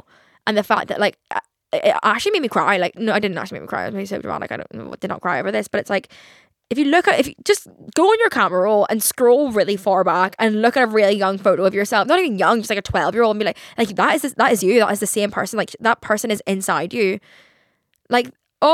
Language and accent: English; Ireland; I'm Irish, okay?